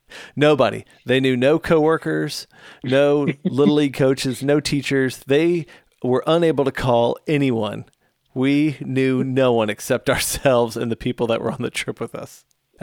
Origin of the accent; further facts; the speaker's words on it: Illinois, United States; I grew up in the Chicago suburbs with my family, large family.